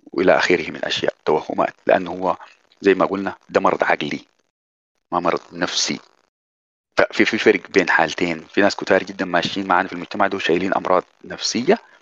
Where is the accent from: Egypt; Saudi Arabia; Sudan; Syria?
Sudan; زمان عندنا في السودان